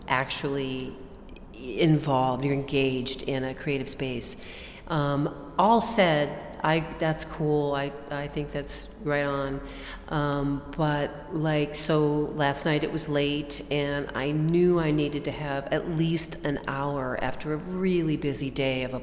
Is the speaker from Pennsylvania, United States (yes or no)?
no; Watertown, South Dakota, United States; I grew up in Watertown, South Dakota, and I'm from a large family